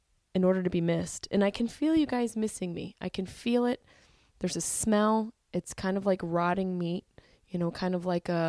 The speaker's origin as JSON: {"language": "English", "town": "Syracuse", "region": "New York", "country": "United States", "accent": "Syracuse", "said": "my Syracuse accent"}